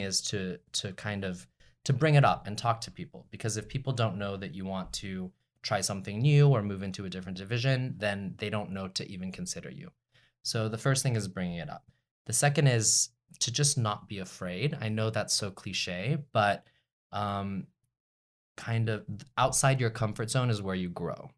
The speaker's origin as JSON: {"language": "English", "town": "Dallas", "region": "Texas", "country": "United States", "tie": "born or raised there", "also_born_or_lived": "Austin", "said": "I was born and raised in Dallas, so I'm a Texas, Texas"}